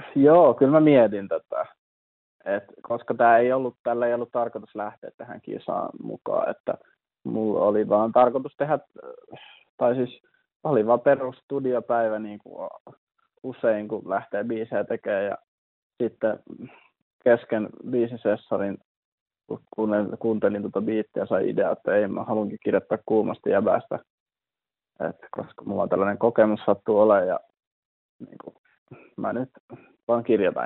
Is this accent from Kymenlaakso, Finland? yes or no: no; North Savo, Finland; moved away; mä oon kasvanut Savossa nimenomaan